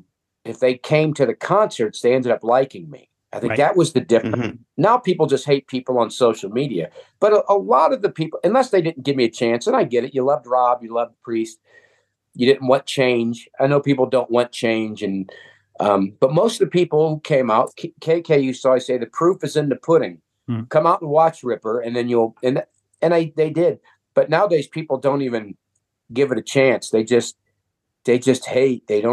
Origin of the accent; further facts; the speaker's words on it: Akron, Ohio, United States; I come from Akron